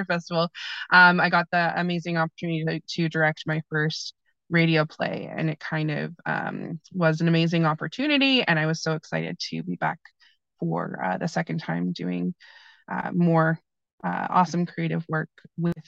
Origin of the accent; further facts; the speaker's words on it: Kingston, Ontario, Canada; also born or lived in Toronto; I grew up in Kingston and did theater kind of growing up and through high school